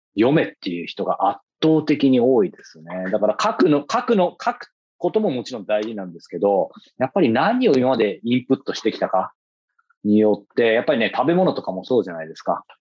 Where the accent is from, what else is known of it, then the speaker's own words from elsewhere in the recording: Yokohama, Kanagawa, Japan; 僕の地元の横浜